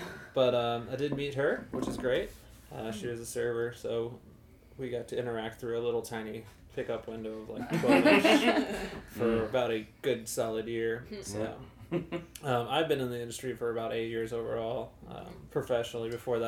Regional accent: Bethalto, Illinois, United States; also born or lived in Springfield, Illinois; now in St. Louis, United States; I'm actually from Bethalto, Illinois, over by Edwardsville area. So this is kind of like... coming home to me in a lot of ways.

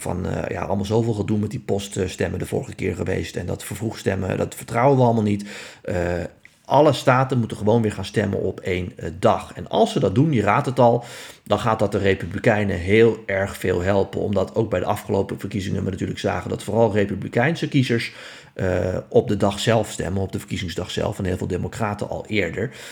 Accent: Netherlands

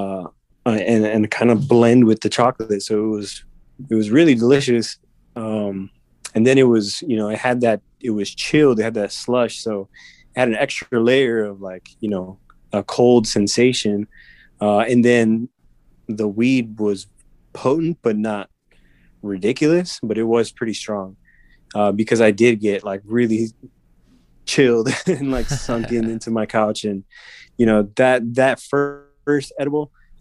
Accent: Chicago, Illinois, United States; growing up in Chicago

